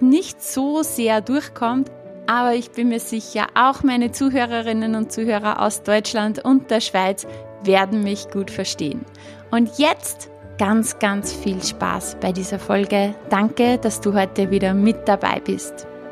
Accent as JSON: {"language": "German", "region": "Upper Austria", "country": "Austria", "accent": "Upper Austrian dialect", "said": "meinen oberösterreichischen Dialekt"}